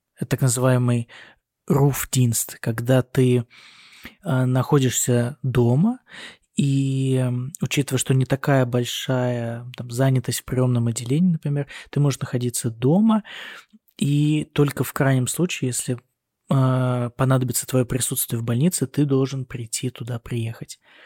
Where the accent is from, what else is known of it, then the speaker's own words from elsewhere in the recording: Russia; moved away as an adult; now in Germany; я сказал, из России